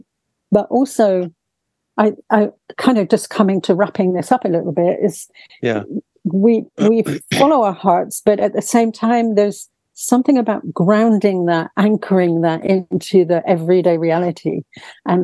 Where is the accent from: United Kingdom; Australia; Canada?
United Kingdom; England; coming from a very quiet English family